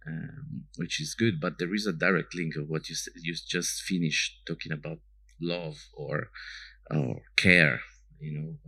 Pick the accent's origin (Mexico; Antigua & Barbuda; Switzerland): Switzerland; Ticino; moved away; I grew up in the region and don't live here anymore